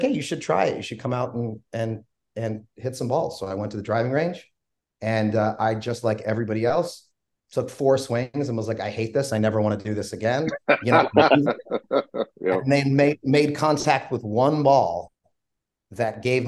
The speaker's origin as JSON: {"language": "English", "town": "Philadelphia", "region": "Pennsylvania", "country": "United States", "tie": "born or raised there", "said": "I grew up in South Philadelphia, about a mile away from the stadiums"}